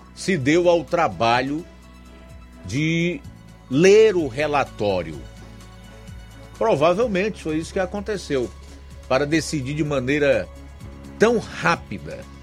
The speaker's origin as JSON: {"language": "Portuguese", "country": "Brazil", "said": "somos brasileiros"}